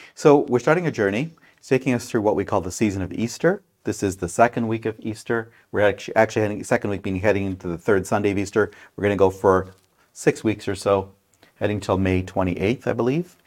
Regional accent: Brampton, Ontario, Canada; now in Grey County, Canada; When I was a kid growing up in Brampton

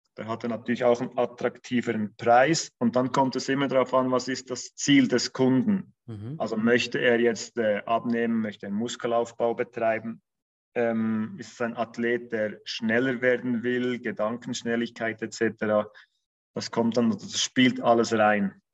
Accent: Bern, Switzerland; moved away as an adult; now in Zurich, Switzerland; wie alle wahrscheinlich unschwer hören, komme ich aus der Schweiz. ähm, bin gebürtiger Berner, ähm, also aus dem Kanton Bern, wohne aber seit über zehn Jahren in Zürich

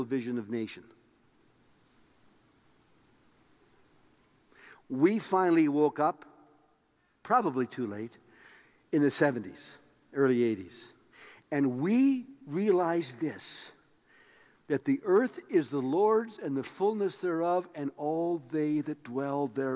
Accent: Tisdale, Saskatchewan, Canada; moved away; I was raised in Tisdale, Saskatchewan.

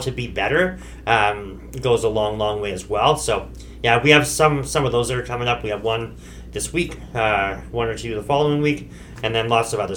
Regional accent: Okanagan Valley, British Columbia, Canada; We're from the Okanagan Valley.

